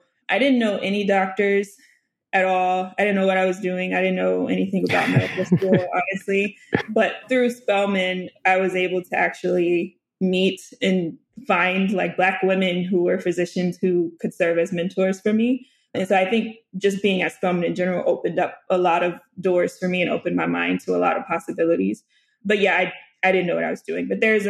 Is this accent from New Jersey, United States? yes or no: no; Duluth, Georgia, United States; born there; also born or lived in North Little Rock, Arkansas; I grew up, I was born in Duluth, Georgia. And then we lived there for a couple of years.